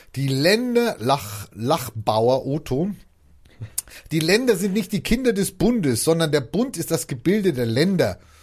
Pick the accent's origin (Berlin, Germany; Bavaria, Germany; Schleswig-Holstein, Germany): Bavaria, Germany; ich bin Bayer